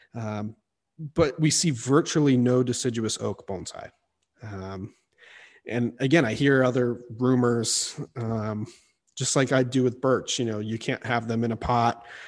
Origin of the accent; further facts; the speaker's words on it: Missouri, United States; I, I grew up in Missouri, um, in the deciduous woods there